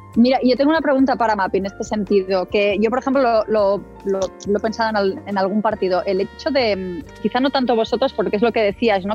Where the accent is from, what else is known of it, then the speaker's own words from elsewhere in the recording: Baix Llobregat, Catalonia, Spain; yo, que soy de ahí, digamos, toda la vida